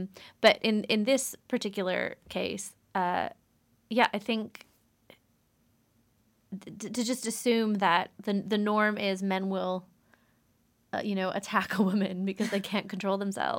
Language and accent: English; United States; Yeah, so I'm American, yeah.